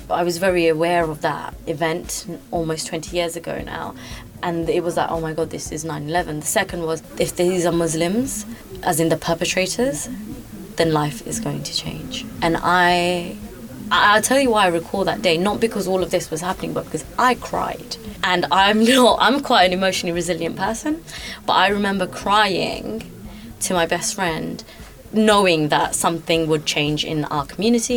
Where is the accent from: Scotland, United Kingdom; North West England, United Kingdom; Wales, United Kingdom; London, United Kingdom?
London, United Kingdom; I grew up in East London, in Tower Hamlets